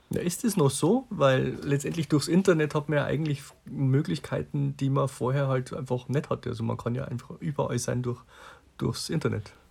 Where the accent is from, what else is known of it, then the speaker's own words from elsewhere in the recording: Bavaria, Germany; Klar, als Oberpfälzer, man kommt sofort auf die Idee Schnupftabak.